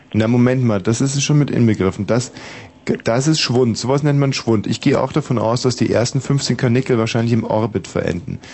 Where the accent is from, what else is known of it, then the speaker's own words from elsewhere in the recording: Germany; ich bin ja in der DDR groß geworden